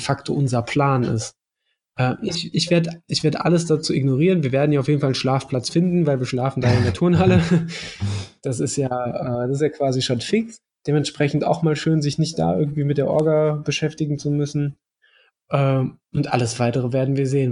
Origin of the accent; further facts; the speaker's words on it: Mettmann, North Rhine-Westphalia, Germany; moved away; Ich komme ja ursprünglich aus Mettmann, das ist nicht weit von, von Wuppertal entfernt